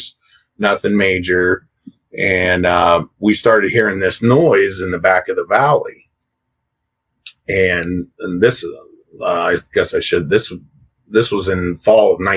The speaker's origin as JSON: {"language": "English", "town": "Coshocton", "region": "Ohio", "country": "United States", "tie": "born or raised there", "said": "this is in Coshocton in Ohio, where I live, right here in my hometown"}